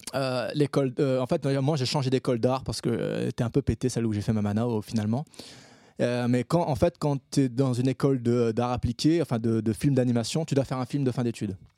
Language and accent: French; Réunion; moved away as an adult; also born or lived in Paris; je suis un réunionnais